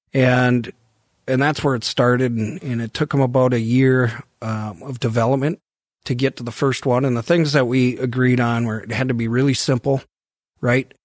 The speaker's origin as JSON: {"language": "English", "town": "Devils Lake", "region": "North Dakota", "country": "United States", "tie": "born or raised there", "also_born_or_lived": "Chaska, Minnesota", "moved": "yes", "said": "I grew up in Devil's Lake and I don't get home that much"}